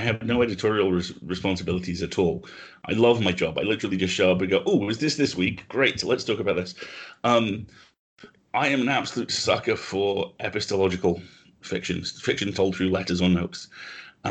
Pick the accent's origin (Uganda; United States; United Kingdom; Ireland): United Kingdom; also born or lived in Nottingham